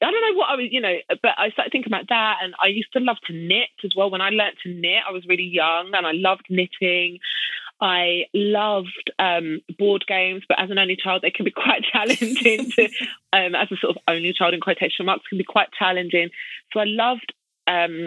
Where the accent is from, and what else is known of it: United Kingdom